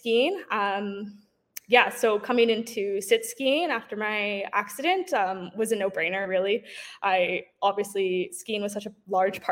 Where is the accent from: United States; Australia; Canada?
Canada; Toronto, Ontario; I'm from Toronto, Ontario